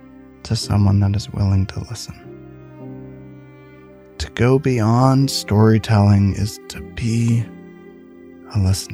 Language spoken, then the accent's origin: English; Central Ohio, United States; we grew up in Central Ohio in an apartment complex called King's Court